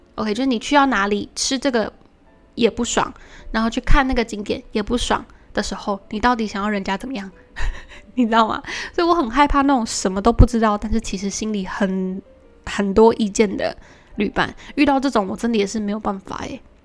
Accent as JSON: {"language": "Chinese", "country": "Taiwan", "said": "身为一个台湾人"}